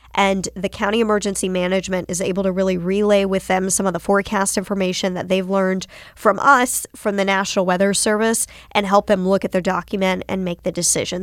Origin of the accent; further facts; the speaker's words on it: Winston-Salem, North Carolina, United States; I grew up in North Carolina. I grew up in Winston-Salem.